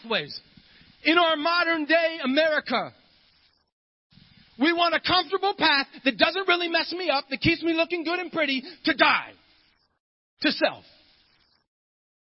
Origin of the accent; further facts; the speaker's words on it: Ohio, United States; I'm from Ohio